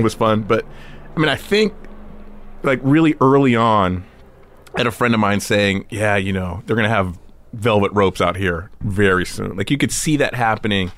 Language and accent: English; Santa Monica, California, United States; also born or lived in Venice, Los Angeles / Beverlywood, Los Angeles; I grew up in Santa Monica in Venice, and then, uh, we moved to, like, right off of Robertson Boulevard in Beverly Wood